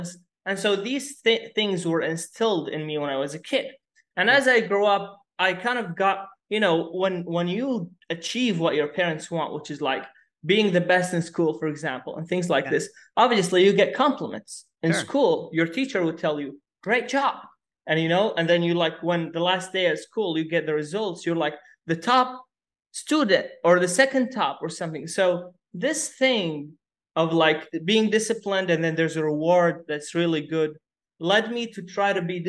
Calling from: Dubai, United Arab Emirates; We are talking from Dubai.

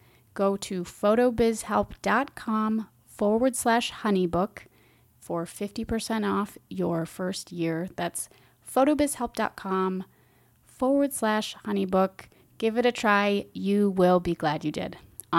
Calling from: Minneapolis, Minnesota, United States; I'm speaking from Minneapolis, it's fall time

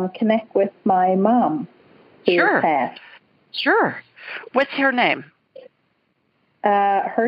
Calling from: British Columbia, Canada; yes, yeah, I'm in British Columbia

